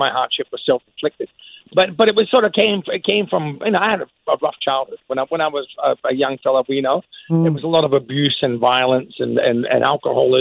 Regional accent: Scotland, United Kingdom; I'm a proud Scotsman

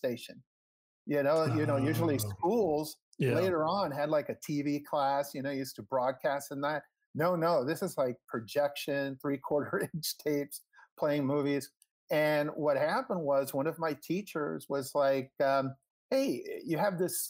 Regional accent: Hialeah, Florida, United States; moved away as an adult; also born or lived in Miami, Florida; now in Los Angeles, United States; I grew up in Miami

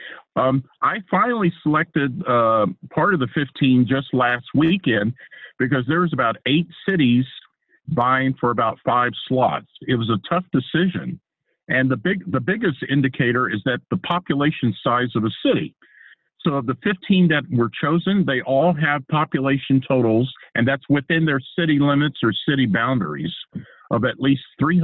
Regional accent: Texas, United States; now in Washington, D.C., United States; my home state of Texas

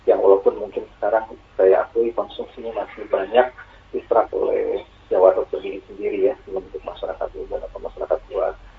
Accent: Aceh, Indonesia; di kampung saya di Aceh itu tidak ada COVID satupun juga tidak ada orang juga jarang berpergian.

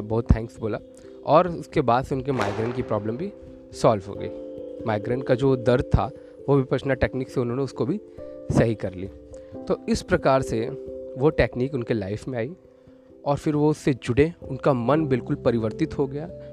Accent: Varanasi, Uttar Pradesh, India; मैं वाराणसी से बिलोंग करता हूँ

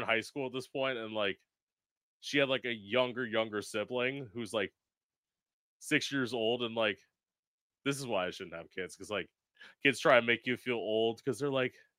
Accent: Florida, United States; also born or lived in Orlando; I came from Florida back when they actually educated people

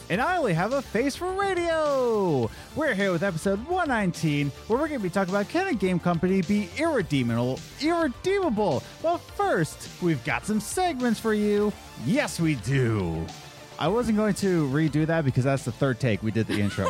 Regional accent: Pennsylvania, United States; also born or lived in New York; we're from Pennsylvania, and we went to, lived in New York for two years

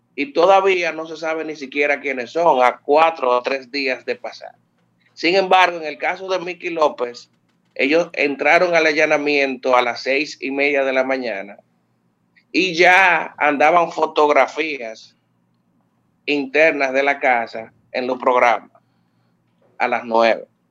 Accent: Santiago de los Caballeros, Santiago, Dominican Republic; yo soy de Santiago

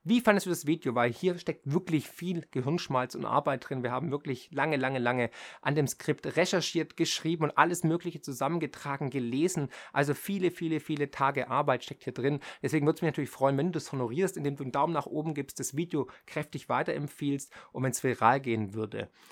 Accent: Germany; hier ist meine Heimat, hier ist meine Familie, hier sind die sozialen Netzwerke

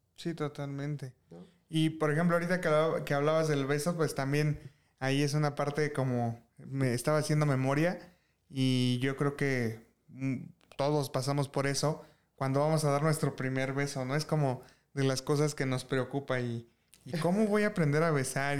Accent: Mexico; como mexicano

